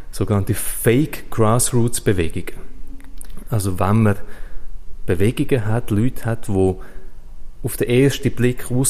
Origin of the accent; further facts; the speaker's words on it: Switzerland; AstroTurf ist ein Begriff, den wir bei uns in der Schweiz in Europa nicht so kennen.